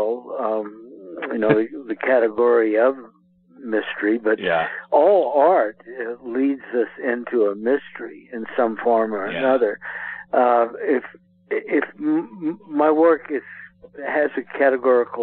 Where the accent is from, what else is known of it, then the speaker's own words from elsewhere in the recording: New Iberia, Louisiana, United States; my hometown, New Iberia, Louisiana